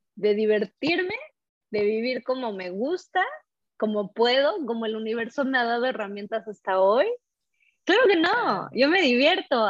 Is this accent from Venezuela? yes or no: no; Mexico City, Mexico; moved away as an adult; also born or lived in Paris, France; soy eh, de México, este, la Ciudad de México, también soy francesa, viví varios años en París, Francia